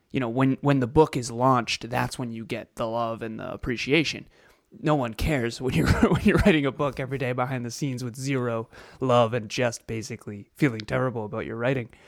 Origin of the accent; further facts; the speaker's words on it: Melbourne, Victoria, Australia; Hey everyone … from Melbourne, Australia.